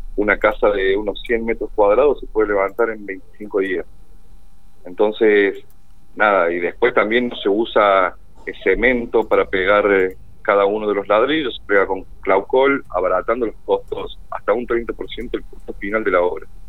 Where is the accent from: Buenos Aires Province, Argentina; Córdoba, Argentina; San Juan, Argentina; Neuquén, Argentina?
Córdoba, Argentina; moved away as an adult; now in General Pico, Argentina; Yo soy oriundo de Córdoba, sí, hace seis años ya estoy viviendo acá en General Pico